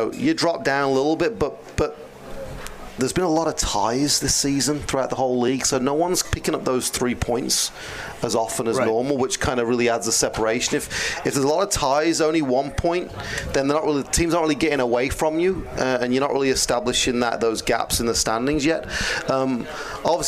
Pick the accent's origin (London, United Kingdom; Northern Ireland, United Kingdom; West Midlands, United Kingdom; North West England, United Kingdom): West Midlands, United Kingdom; Birmingham; now in United States; Birmingham, England